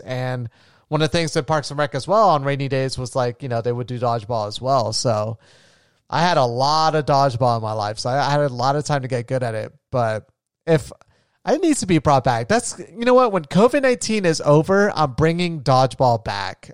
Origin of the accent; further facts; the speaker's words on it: Florida, United States; I grew up in Florida